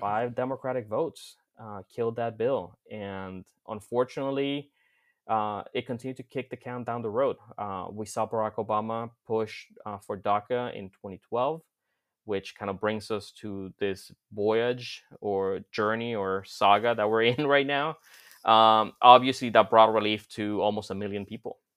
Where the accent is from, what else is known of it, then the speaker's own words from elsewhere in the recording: Florida, United States; back in my home state of Florida